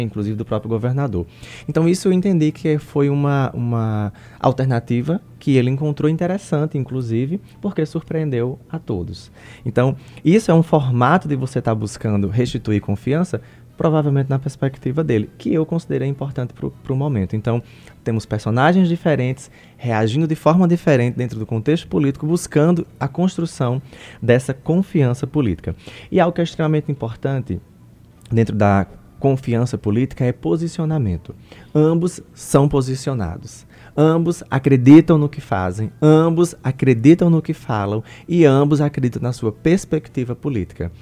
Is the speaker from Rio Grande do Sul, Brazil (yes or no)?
no; Paraíba, Brazil; eu sou paraibano